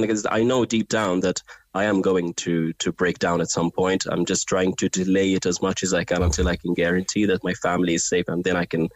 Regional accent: Gaza, Gaza Strip, Palestine; moved away as an adult; I really want to live in Gaza. I really will, like, it's my hometown, you know. It just pains me to leave Gaza

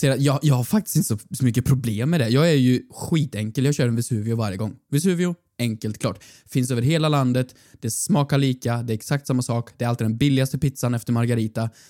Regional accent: Norrland, Sweden; accent: norrländska; jag, behåller min, min norrländska.

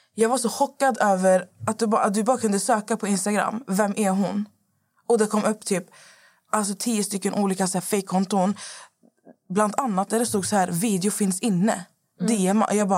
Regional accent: Lebanon; jag är ju från Libanon

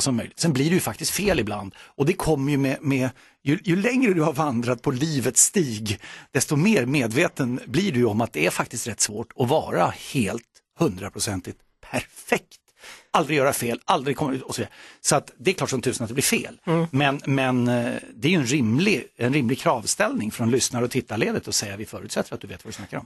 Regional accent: Solna, Stockholm County, Sweden; Friends Arena är väldigt nära där jag växte upp

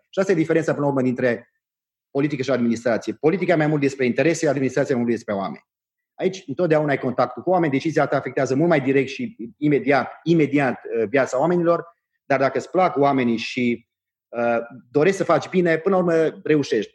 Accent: Transylvania, Romania; eu sunt ardelan

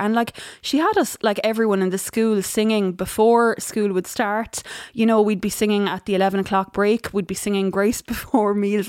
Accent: County Tipperary, Munster, Ireland; I'm from County Tipperary. You know, both of my parents are from farming backgrounds

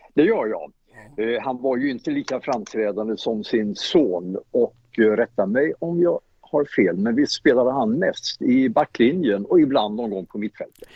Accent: Småland, Sweden; Jag är smålänning

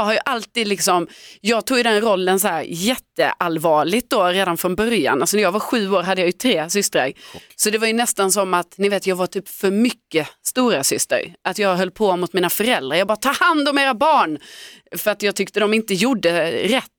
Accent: Lund, Skåne, Sweden; moved away; i hela mitt umgänge då i Lund, där jag är uppvuxen, från att jag liksom gick i skolan, eh, tills jag flyttade därifrån

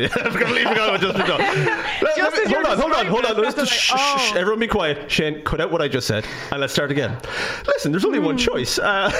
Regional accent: Midlands, Ireland; I'm from the Midlands.

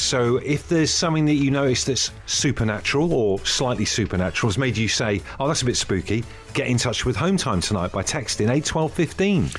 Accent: Brixham, South West England, United Kingdom; in Brixham, where, where I grew up

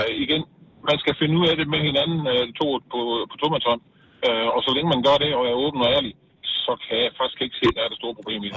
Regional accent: Southern Jutland, Southern Denmark, Denmark; jeg er sønderjyde

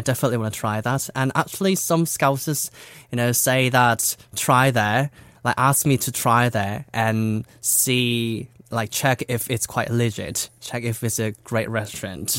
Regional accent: South Korea; English is a second language; I was born in Korea

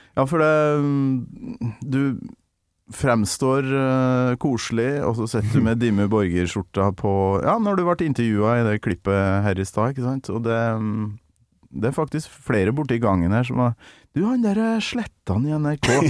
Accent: Kolvereid, Trøndelag, Norway; der jeg kommer ifra, da, Kolvereid, i, nesten på nordlandsgrensa

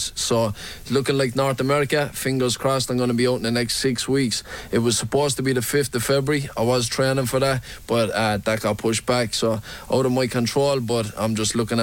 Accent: Limerick, Munster, Ireland; growing up in Limerick

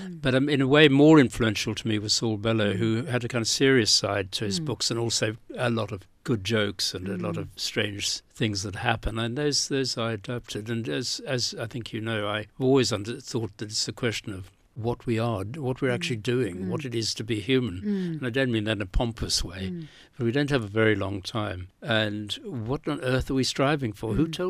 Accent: South Africa; when I came from South Africa, I didn't really, in South Africa, the alternatives were to be part of the ANC

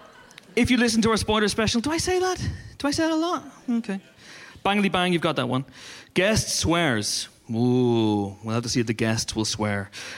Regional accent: United Kingdom; I mean, I know we're all British, but our sense of timing was terrible.

